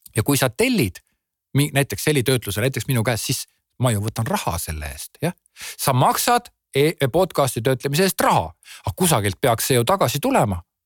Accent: Estonia; olles eestlane

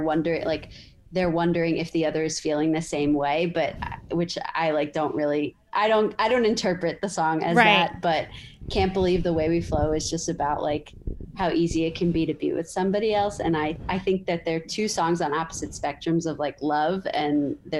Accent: New York City, New York, United States; I'm from like three blocks away from there, and that's where I grew up.

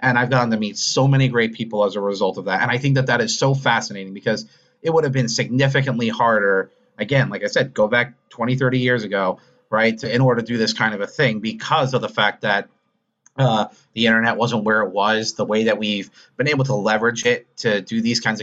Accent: New York, United States; now in Utah, United States; I live out in Utah, but I'm originally from New York and all my family's back in New York, New Jersey, that area

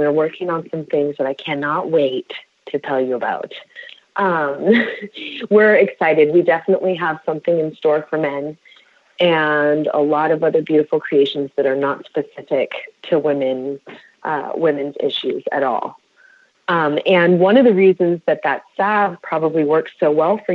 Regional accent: Bay Area, California, United States; I was born and raised in the Bay Area

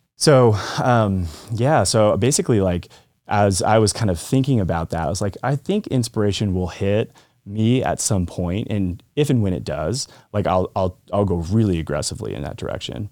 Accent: Colorado, United States; I lived in Colorado, so I grew up in Colorado.

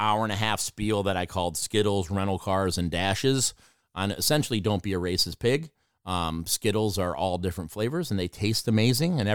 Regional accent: Watertown, New York, United States; my life growing up on the north side of Watertown as an Irish-Italian guy

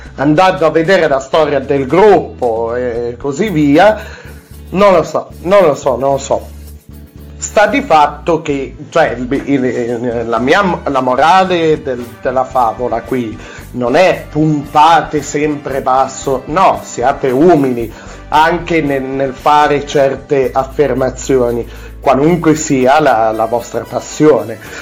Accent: Piedmont, Italy; sono sono piemontese

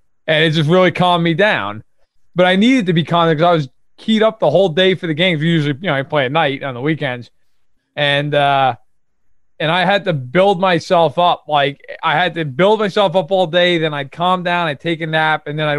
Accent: New York, United States; An hour and a half outside New York City.

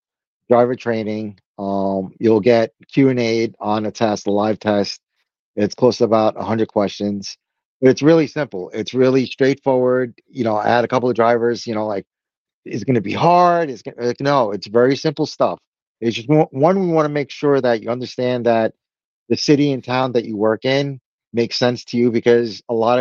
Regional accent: Brazil; moved away; my home country, Brazil

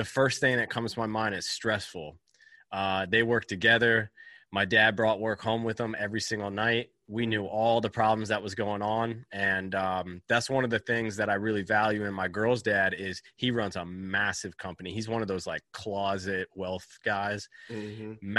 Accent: Virginia Beach, Virginia, United States; So I'm from Virginia Beach, Virginia. I grew up on the car lot.

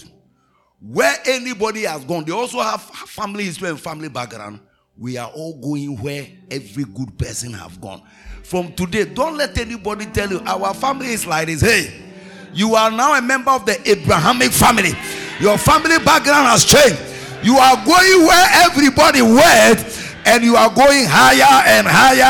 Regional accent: Ghana; I'm a Ghanaian.

